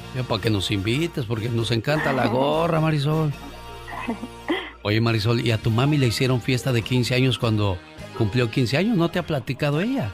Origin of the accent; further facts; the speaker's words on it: Mexico City, Mexico; moved away; un día salí del DF, pero el DF nunca salió de mí.